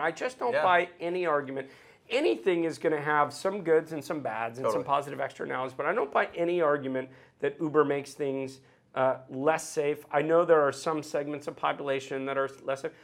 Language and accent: English; Sacramento, California, United States; now in Los Angeles, United States; my hometown in Sacramento